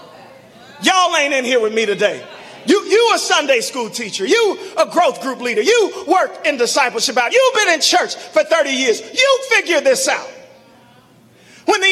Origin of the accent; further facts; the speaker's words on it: Chicago, Illinois, United States; I grew up in Morgan Park